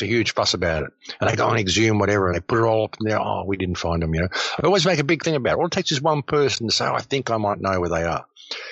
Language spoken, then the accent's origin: English; Adelaide, South Australia, Australia; I grew up on Diagonal Road, Adelaide